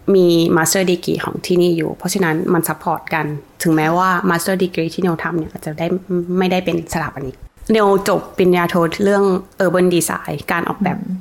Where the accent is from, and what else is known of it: Thailand; moved away as an adult; now in Australia